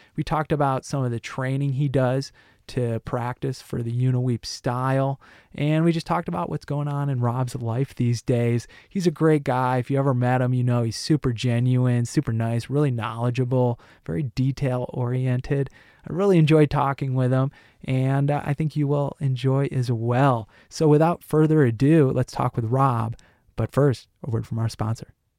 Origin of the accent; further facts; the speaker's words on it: Detroit, Michigan, United States; Midwest boy like me. I'm from Detroit